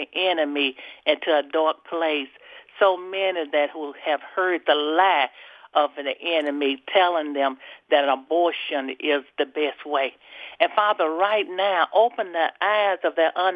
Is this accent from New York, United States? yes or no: no; Mississippi, United States; I am from Nelleton, Mississippi